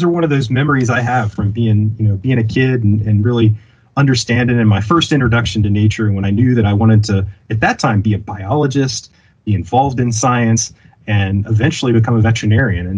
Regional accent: Virginia, United States; I grew up in Virginia

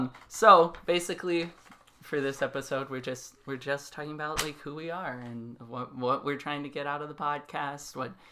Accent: New Mexico, United States; moved away; I'm from New Mexico.

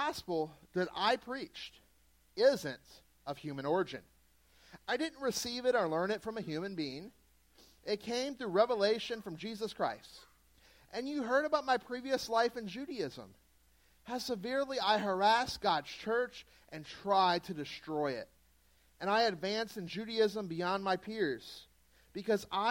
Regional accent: Southeast Louisiana, United States; moved away; I'm from Southeast Louisiana

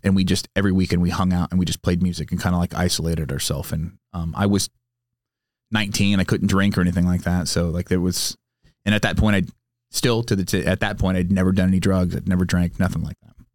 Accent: San Diego, California, United States; also born or lived in Sacramento, California; now in Temecula, United States; growing up in San Diego, having a lot of friends whose parents were in the Navy

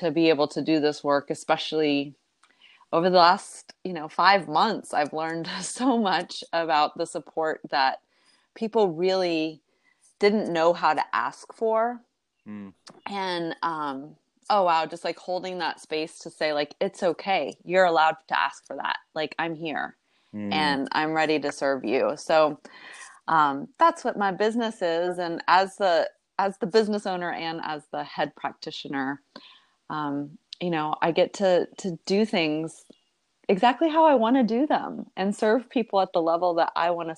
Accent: Texas, United States; we were both born and raised in Texas

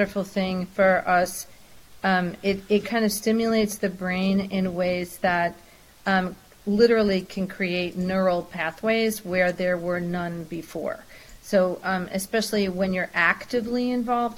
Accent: New York City, New York, United States; I grew up in New York City

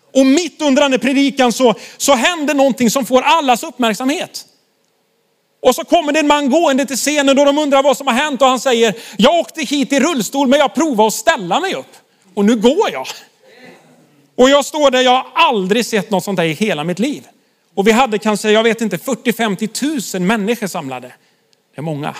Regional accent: Sweden; vi svenskar

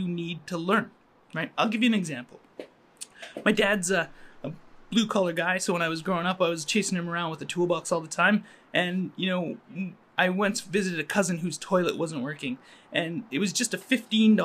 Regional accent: Calgary, Alberta, Canada; moved away as an adult; also born or lived in Montreal / Finland; now in Toronto, Canada; I grew up in Calgary and I was raised as a Muslim

